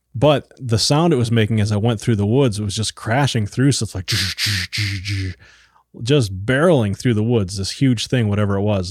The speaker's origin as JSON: {"language": "English", "area": "Iron Range", "region": "Minnesota", "country": "United States", "tie": "born or raised there", "moved": "yes", "said": "I grew up on the Iron Range"}